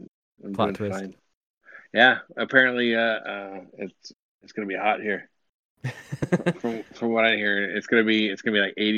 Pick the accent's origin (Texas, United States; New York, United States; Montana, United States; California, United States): California, United States; California recently, my home state